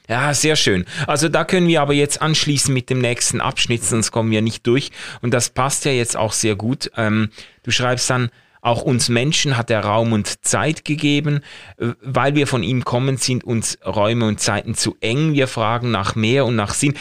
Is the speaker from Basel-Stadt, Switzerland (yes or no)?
yes; Basel, Basel-Stadt, Switzerland; ich komme ja aus Basel